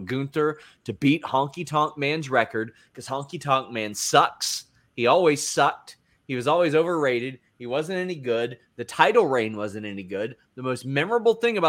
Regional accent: near Lexington, Kentucky, United States; moved away; you're from Kentucky, probably about Lexington, which I live an hour from there, and now I live here.

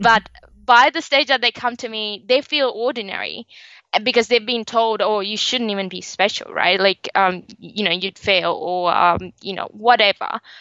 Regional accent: Sri Lanka; now in Australia; So originally I am from Sri Lanka, but I live and work now in Australia and been for a very long time.

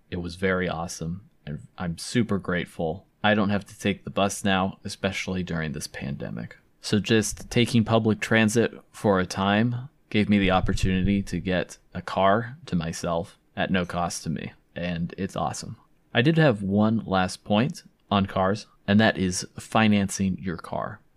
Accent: California, United States; moved away as an adult; also born or lived in Provo, Utah (BYU); I'm from California

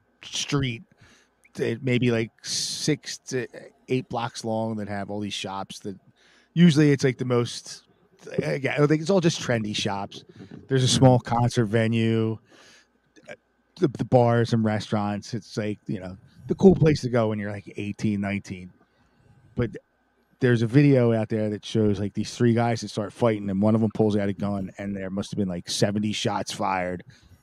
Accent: Philadelphia, Pennsylvania, United States; It used to be a great town. It used to be. I used to be proud. I'm like, yeah, I'm from Philadelphia.

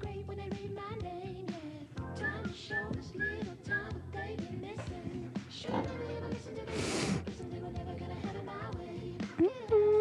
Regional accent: California, United States; I'm from California

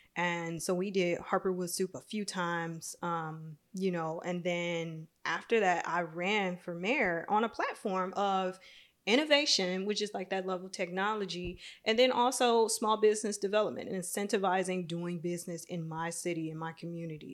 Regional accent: Michigan, United States; my hometown

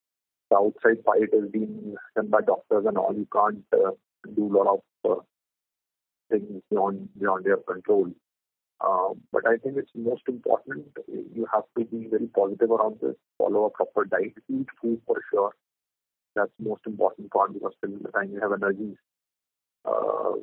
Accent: Delhi, India; We are from Delhi.

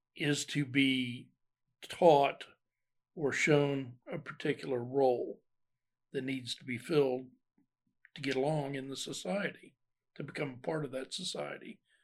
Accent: Ohio, United States; moved away as an adult; also born or lived in Alabama; I grew up in Ohio

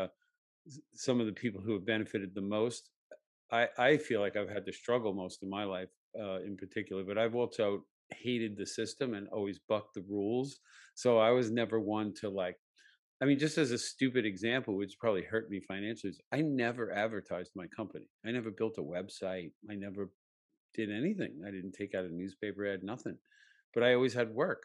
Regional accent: United States; growing up in America, white male

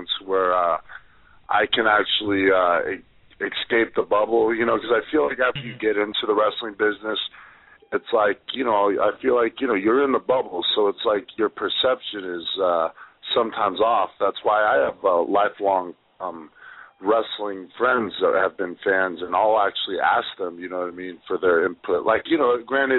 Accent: Los Angeles, California, United States; my hometown at the Staples Center

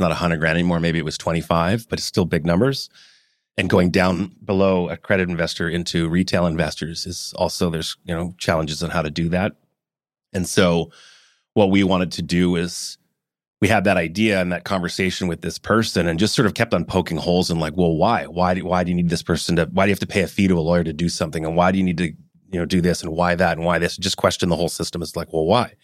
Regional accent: Vancouver, British Columbia, Canada; also born or lived in Hong Kong / Calgary; Raised around town, went to High school in Vancouver, lived in Calgary as a kid, born in Hong Kong

